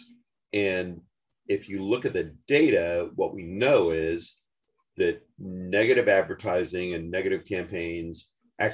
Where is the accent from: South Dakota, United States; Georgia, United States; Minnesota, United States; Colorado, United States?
Colorado, United States; Denver; I'm from Denver, Colorado